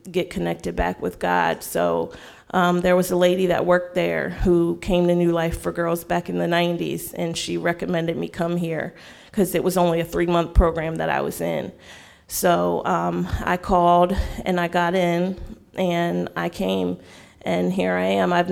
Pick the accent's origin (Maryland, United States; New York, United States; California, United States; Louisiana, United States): Maryland, United States; Frederick; Um, I'm from Frederick, Maryland. Um, I grew up um, raised in the church.